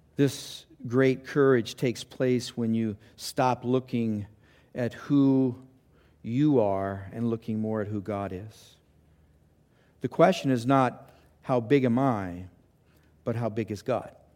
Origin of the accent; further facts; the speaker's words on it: Los Angeles, California, United States; I grew up in Los Angeles